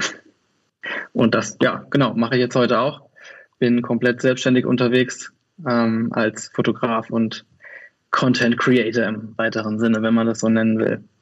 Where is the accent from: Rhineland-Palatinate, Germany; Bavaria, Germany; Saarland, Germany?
Rhineland-Palatinate, Germany; Kaiserslautern; now in Cologne, Germany; ich komme äh, aus Köln, also ursprünglich komme ich aus Kaiserslautern, aber bin seit 17 Jahren in Köln. Von daher ähm, stelle ich mich immer als Kölner vor.